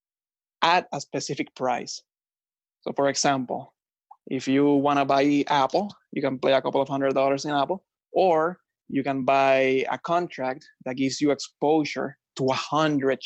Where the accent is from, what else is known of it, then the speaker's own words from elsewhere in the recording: Puerto Rico; moved away as an adult; also born or lived in New York; now in Florida, United States; I was born, raised, and educated in Puerto Rico.